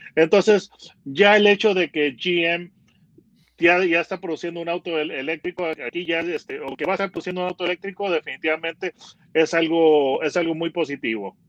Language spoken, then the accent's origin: Spanish; Mexico; soy periodista mexicano